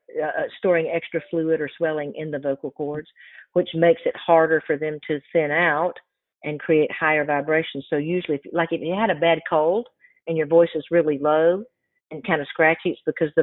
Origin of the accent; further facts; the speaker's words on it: the South, United States; because I grew up in the South and grew up in Southern, you know, Southern gospel churches